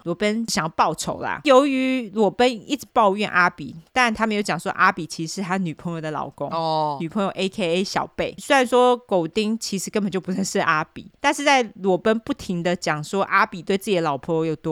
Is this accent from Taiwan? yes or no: yes; Taipei, Taiwan; 我在台北长大的，所以我就用台北地标来说